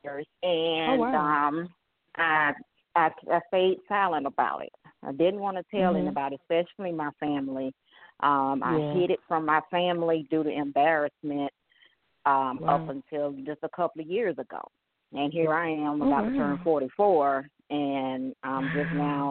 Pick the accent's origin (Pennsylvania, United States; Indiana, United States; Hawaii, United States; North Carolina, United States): North Carolina, United States; Winston-Salem; now in Key West, United States; I'm originally from Winston-Salem, North Carolina